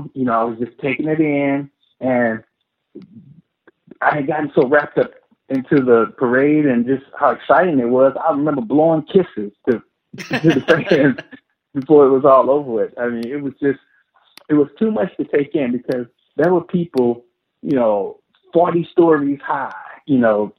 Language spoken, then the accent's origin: English; Midwest, United States; I hadn't played a whole lot of baseball because I grew up in the Midwest.